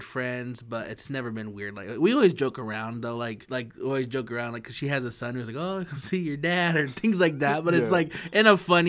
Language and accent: English; Idaho, United States; I'm from Idaho, but we ain't that redneck